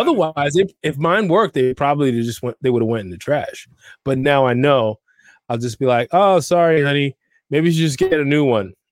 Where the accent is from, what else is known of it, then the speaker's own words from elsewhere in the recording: New York, United States; growing up in New York